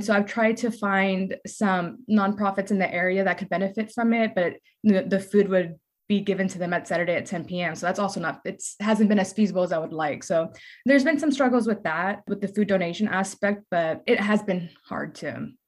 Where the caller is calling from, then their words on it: San Antonio, Texas, United States; I'm calling in from San Antonio, Texas.